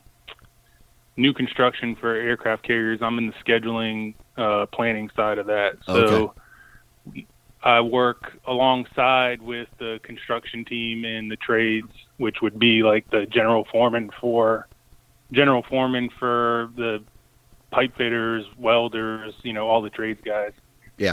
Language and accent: English; Connecticut, United States; now in Chesapeake, United States; So I grew up in Connecticut. I now live in Chesapeake, Virginia